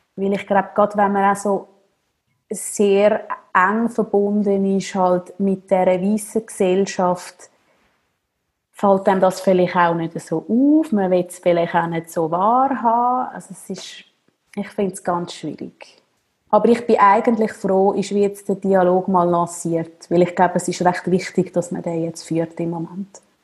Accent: Zürcher Oberland, Zurich, Switzerland; ich bin im Zürich Oberland aufgewachsen

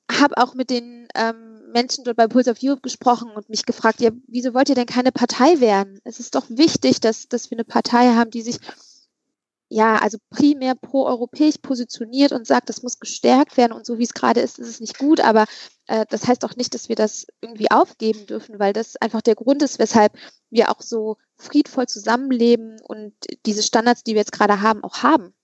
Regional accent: Übach-Palenberg, North Rhine-Westphalia, Germany; da bin ich in Scheppensee groß geworden

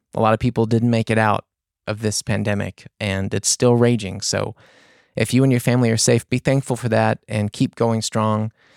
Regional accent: the South, United States; I'm from the South

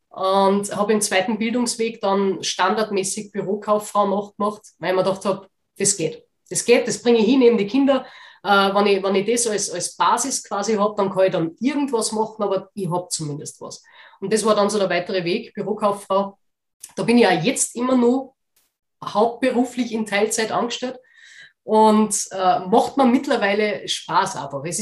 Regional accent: Austria; ich weiß nicht, wie das bei euch in Deutschland ist, aber bei uns in Österreich gibt es ja Werbekampagnen dafür.

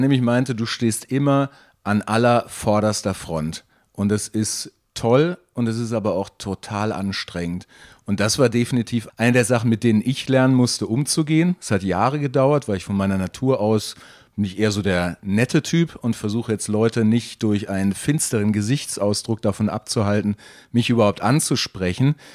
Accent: North Rhine-Westphalia, Germany; moved away as an adult; also born or lived in Bielefeld; now in Nuremberg, Germany; meine Heimat, die nah an, der, an Holland liegt

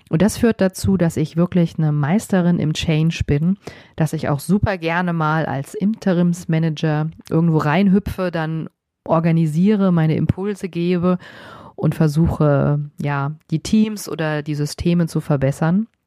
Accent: Heblos, Hesse, Germany; now in Frankfurt, Germany; Ich bin ein altes Landei. Ich bin in Heblos im wunderschönen Vogelsberg geboren und bin vor ja, so ein paar Jahren nach Frankfurt gezogen.

